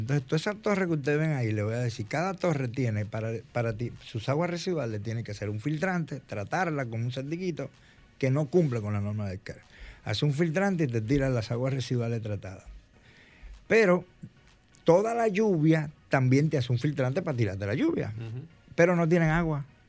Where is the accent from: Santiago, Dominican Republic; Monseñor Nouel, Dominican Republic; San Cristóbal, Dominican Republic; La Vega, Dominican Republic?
San Cristóbal, Dominican Republic; yo soy de San Cristóbal